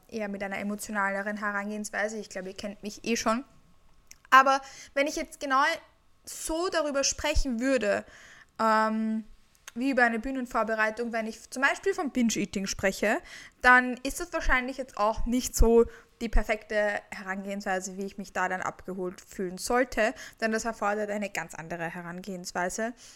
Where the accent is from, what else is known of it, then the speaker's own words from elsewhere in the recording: Vienna, Austria; Ich komme aus Wien und ich lebe auch in Wien